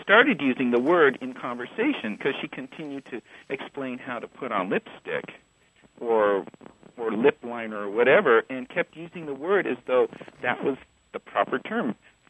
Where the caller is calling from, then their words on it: Dallas, Texas, United States; I'm calling from Dallas, Texas.